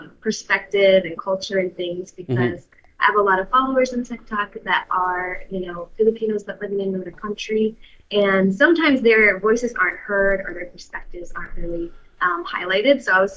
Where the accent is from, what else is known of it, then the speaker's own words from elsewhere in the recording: West Michigan, United States; moved away as an adult; now in Philippines; I grew up like really rural, white Michigan, yeah. West Michigan.